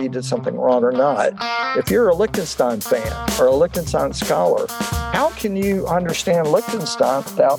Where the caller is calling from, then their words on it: Arlington, Virginia, United States; I'm calling from my home in Arlington, Virginia. That's right across the river from Washington, D.C.